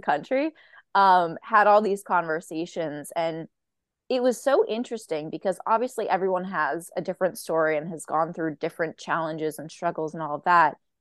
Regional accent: Boston, Massachusetts, United States; I'm from Boston

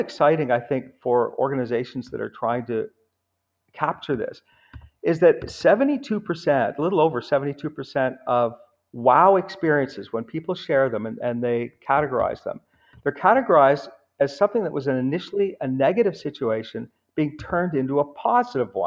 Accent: United States; also born or lived in Houston, Texas / New York; now in Canada; I live in Canada. I grew up in Houston in New York, but living in Canada now.

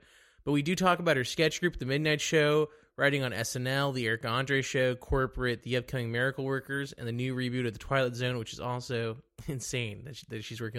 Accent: Dallas, Texas, United States; I'm from Dallas, and that's like I like Dallas a lot

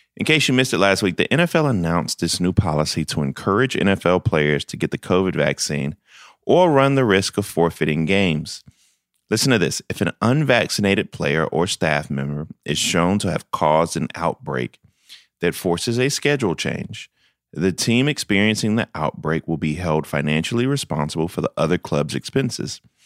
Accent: Denmark, South Carolina, United States; As a kid from the big city of Denmark, South Carolina, where I got three stoplights and a blinking light

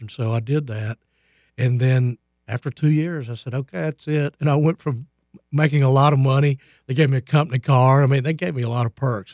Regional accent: Lubbock, Texas, United States; we grew up in Lubbock, and, and really, Lubbock is not that big

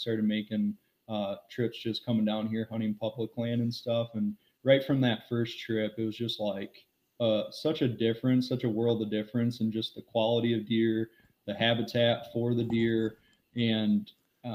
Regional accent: Northern Michigan, United States; now in Ohio, United States; growing up in Northern Michigan

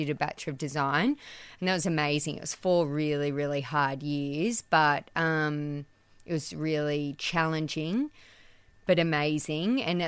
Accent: Orange, New South Wales, Australia; also born or lived in Sydney, Australia; I grew up in Orange. I grew up on a farm in Blaney, and Mum had a clothing store for 25 years.

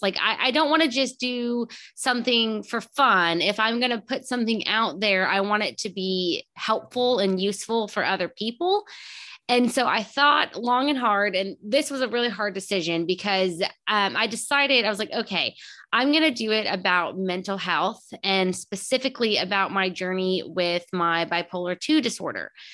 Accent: Texas, United States; now in Houston, United States; I grew up in a small town about an hour south, and I moved up to Houston

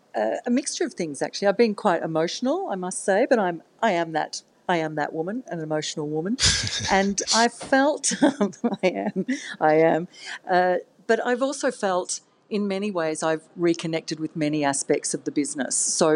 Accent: Australia; now in Sydney, Australia; I'm Australian, but I'd been living overseas.

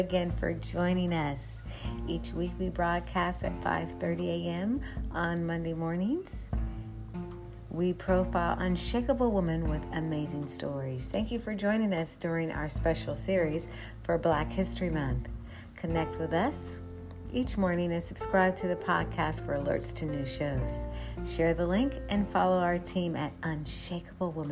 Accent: Ohio, United States; we learned a lot about serving our community as we grew up in Ohio

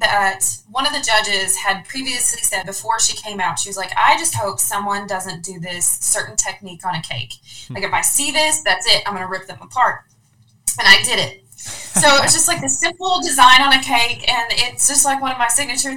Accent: Louisville, Kentucky, United States; I'm from Louisville, Kentucky

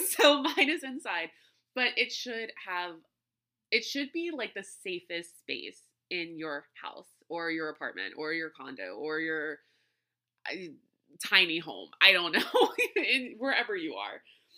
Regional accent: New Orleans, Louisiana, United States; being from South Louisiana and growing up in New Orleans and around New Orleans, I would see shrines in many, many places.

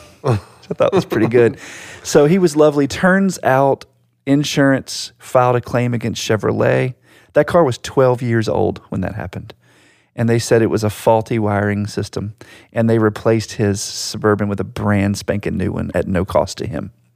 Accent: Virginia Beach, Virginia, United States; my hometown in Virginia Beach

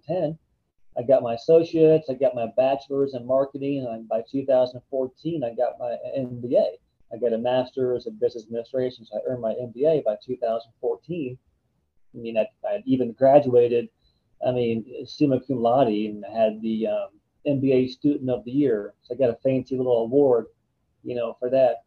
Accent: Ohio, United States; I grew up in Ohio, which had Cedar Point

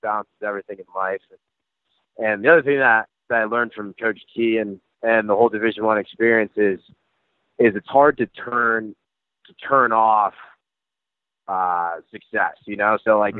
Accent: Northeast, United States; I'm from the Northeast. Like everything I did was like the Northeast coast, you know

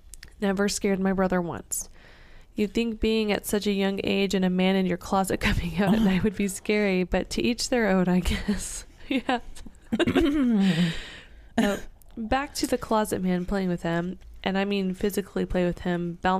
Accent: Jersey, Georgia, United States; The house we grew up in is in Jersey, Georgia. Small town with lots of history.

